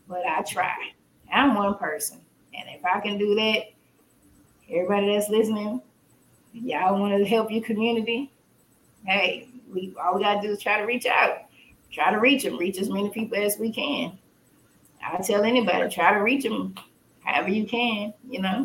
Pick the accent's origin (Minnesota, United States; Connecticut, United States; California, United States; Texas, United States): Texas, United States; Port Arthur; I'm not from the hood. I'm from Port Arthur